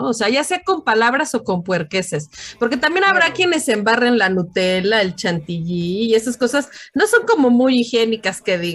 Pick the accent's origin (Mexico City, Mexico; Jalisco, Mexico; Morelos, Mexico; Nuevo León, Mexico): Mexico City, Mexico; soy Chilango, soy...